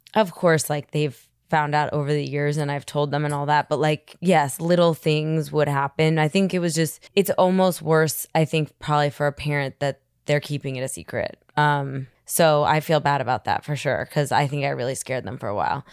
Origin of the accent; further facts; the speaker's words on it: New York City, New York, United States; I grew up in Manhattan